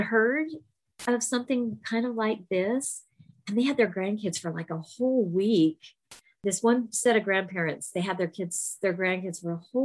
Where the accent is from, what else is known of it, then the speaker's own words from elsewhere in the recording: Southern California, United States; we both grew up in Southern California